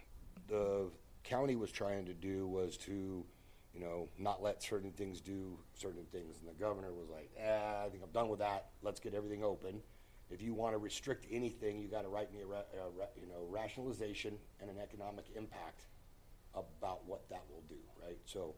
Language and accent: English; United States; born there; You know, we're in America. I was born in America.